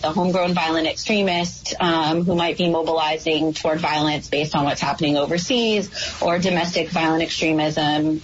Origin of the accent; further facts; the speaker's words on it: New Mexico, United States; now in New York, United States; I'm an outsider to New York. I come from New Mexico